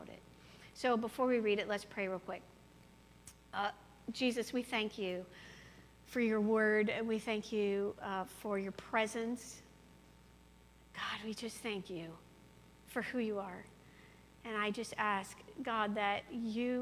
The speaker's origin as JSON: {"language": "English", "region": "Colorado", "country": "United States", "moved": "as an adult", "lives_now": "Quad Cities, United States", "said": "I'm from Colorado"}